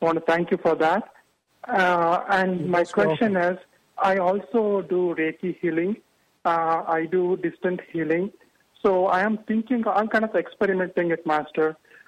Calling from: New Albany, Ohio, United States; I'm calling from New Albany, Ohio.

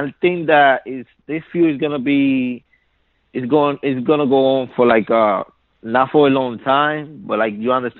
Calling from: New York, United States; Hey, what's up, James? … from New York.

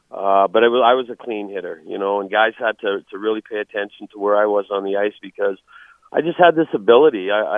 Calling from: Calgary, Alberta, Canada; You're calling me, and I'm talking from Calgary, Alberta, Canada.

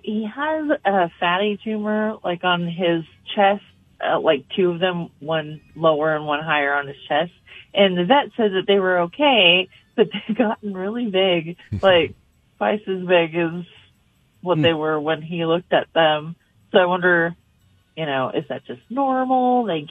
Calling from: Sandy, Utah, United States

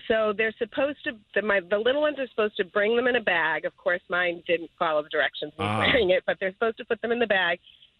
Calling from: Natick, Massachusetts, United States; I'm just calling from Natick

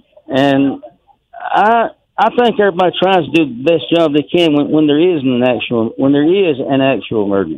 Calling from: Duncanville, Texas, United States; And everybody knows … from Duncanville.

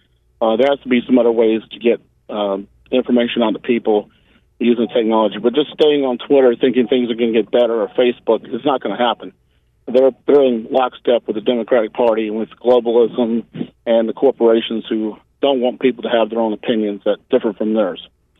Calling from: Charleston, West Virginia, United States; I'm calling from downtown Charleston, up around Centerville

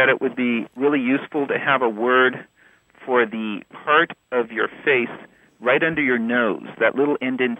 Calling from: Dallas, Texas, United States; I'm calling from Dallas, Texas.

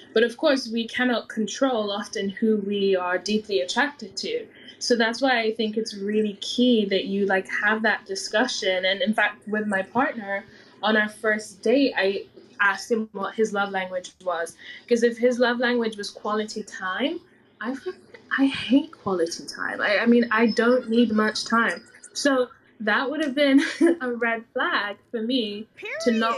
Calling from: London, United Kingdom; I'm in London.

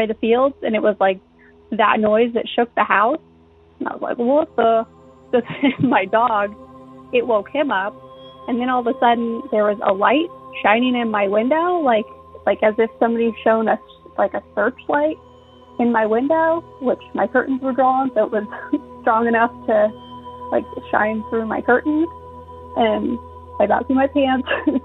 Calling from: Central Illinois, United States; I'm calling from Central Illinois

